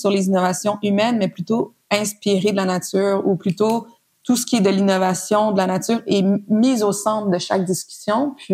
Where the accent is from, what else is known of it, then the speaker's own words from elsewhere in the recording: Montreal, Quebec, Canada; euh, je suis née à Montréal, j'ai 30 ans, euh, je suis née et j'ai grandi aussi à Montréal